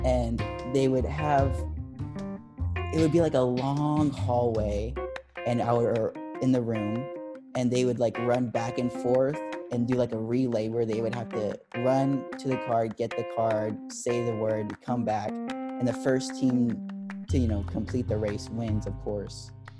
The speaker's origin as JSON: {"language": "English", "region": "Berlin", "country": "Germany", "tie": "born or raised there", "moved": "yes", "said": "because I'm originally from Berlin. I was born in Berlin and I have family over there and on my mom's side."}